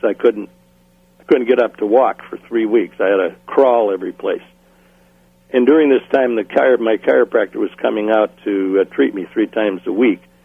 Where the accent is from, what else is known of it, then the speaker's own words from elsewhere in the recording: New London, Wisconsin, United States; moved away; also born or lived in Waupaca, Wisconsin; I grew up in Wisconsin. First five years in New London, in Waupaca, Wisconsin. Then we moved to New London, Wisconsin, where I went from kindergarten all the way through graduation in high school